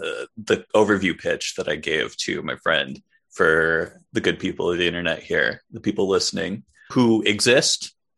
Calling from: New York City, New York, United States; I'm one of your hosts. I am calling from Brooklyn, New York. I'm yet another white guy with a podcast in Brooklyn, New York.

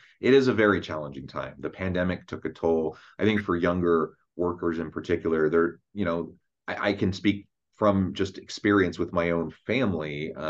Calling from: Utah, United States; I'm joining us from south of Salt Lake City in Utah.

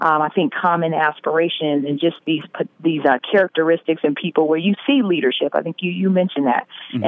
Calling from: Vallejo, California, United States; I am calling in from Vallejo, California.

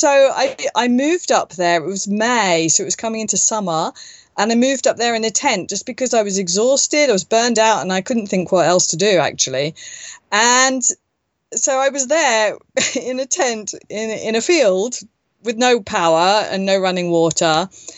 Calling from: northern Spain, Spain; Well, from Spain. Yes, I'm not in Turkey.

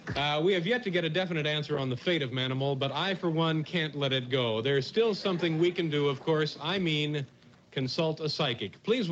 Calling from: New York City, New York, United States; I'm calling from New York City.

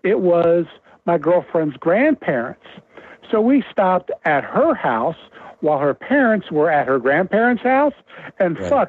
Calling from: Cincinnati, Ohio, United States; from Cincinnati.

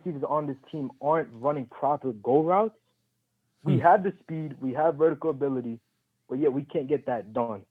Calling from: New York City, New York, United States; I'm calling from Queens, New York.

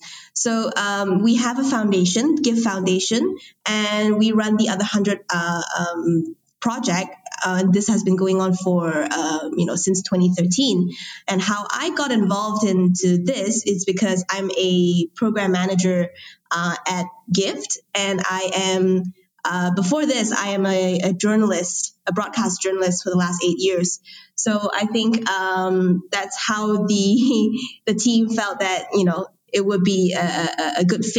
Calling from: Kuala Lumpur, Federal Territory of Kuala Lumpur, Malaysia; I am recording here from Kuala Lumpur, Malaysia.

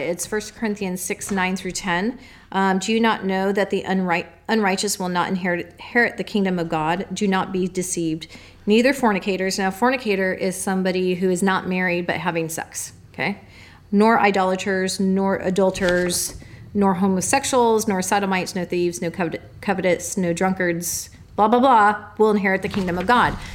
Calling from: New Jersey, United States; from New Jersey.

